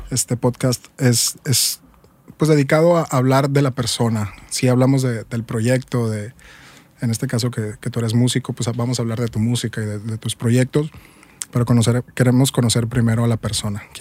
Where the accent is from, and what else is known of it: Hermosillo, Sonora, Mexico